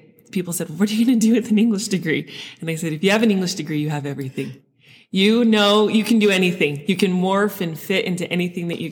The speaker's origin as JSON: {"language": "English", "town": "Sandy", "region": "Utah", "country": "United States", "tie": "born or raised there", "said": "I grew up in Utah, in Sandy"}